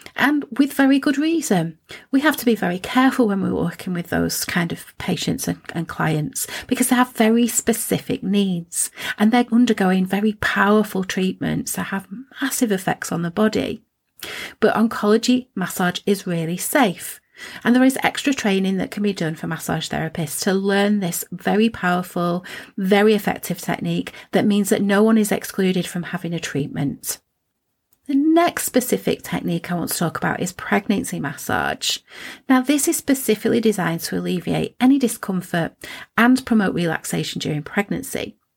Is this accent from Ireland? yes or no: no; Preston, North West England, United Kingdom; I was born in Preston